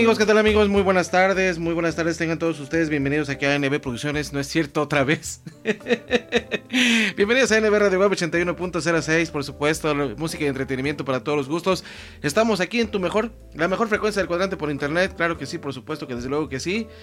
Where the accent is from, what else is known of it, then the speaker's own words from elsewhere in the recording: Colombia; de Colombia, cantautor de música popular colombiana